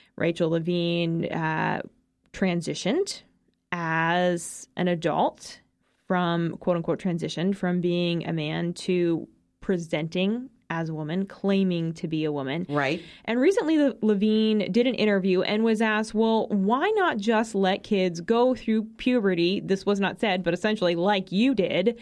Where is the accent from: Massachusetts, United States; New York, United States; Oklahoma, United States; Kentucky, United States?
Massachusetts, United States; My home state of Massachusetts